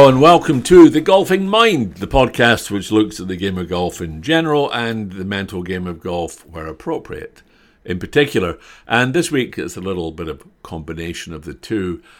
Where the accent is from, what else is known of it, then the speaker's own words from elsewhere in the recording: Scotland, United Kingdom; I'm Scottish